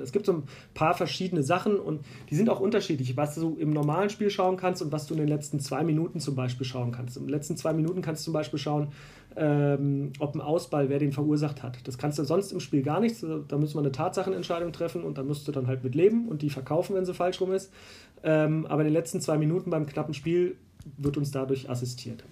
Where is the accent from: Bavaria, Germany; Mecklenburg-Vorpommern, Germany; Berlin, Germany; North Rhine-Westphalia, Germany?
Berlin, Germany; also born or lived in Bonn; now in Munich, Germany; ich komme ursprünglich aus Berlin. Ich bin in Berlin geboren, lebe aber seit 2006 hier in München und habe mal drei Jahre in Bonn gelebt.